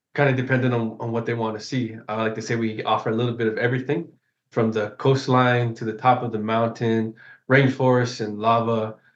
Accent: Kona, Hawaii, United States; I'm from Kona, which is on the other side of the island here.

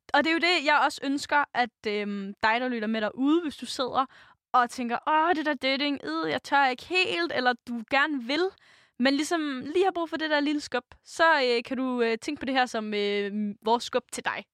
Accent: Denmark; vi som danskere, som folk

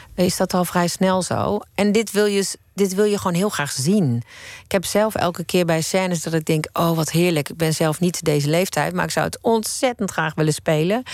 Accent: Eindhoven, North Brabant, Netherlands; Ik kom uit Eindhoven

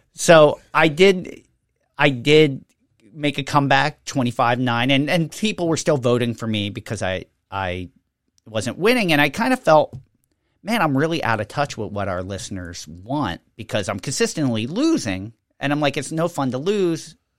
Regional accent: Levittown, United States; growing up in Levittown, every tree in my development had a fruit tree planted on it

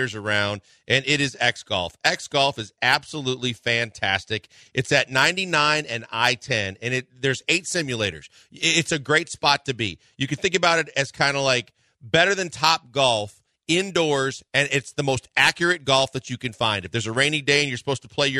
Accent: Midwest, United States; now in Houston, United States; Growing up in the Midwest

